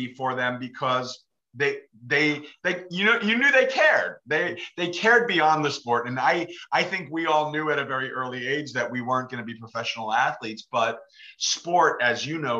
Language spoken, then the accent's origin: English; about 35 miles north of New York City, suburb of New York, United States; also born or lived in Los Angeles, California; now in Sacramento, United States; I was grown up in New York, suburb New York, about 35 miles north of New York City